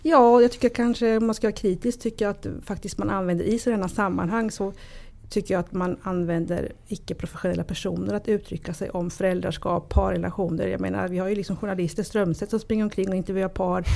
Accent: Sweden; jag är ju född i Sverige, mina föräldrar kommer från Italien

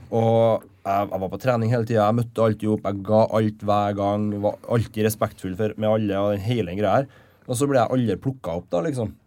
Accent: Levanger, Trøndelag, Norway; moved away as an adult; now in Trondheim, Norway; Levanger, der jeg kommer fra

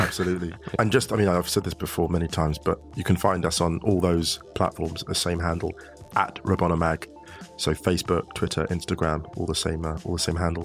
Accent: United Kingdom; now in Germany; being a British citizen in Germany

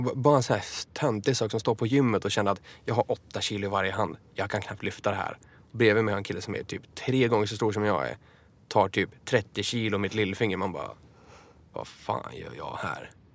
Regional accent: Enköping, Uppsala County, Sweden; hemma i Enköping

